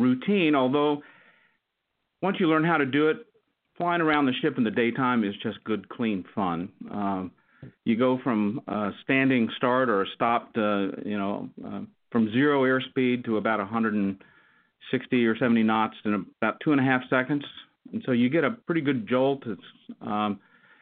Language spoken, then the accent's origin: English; West Texas, United States; moved away as an adult; I grew up in West Texas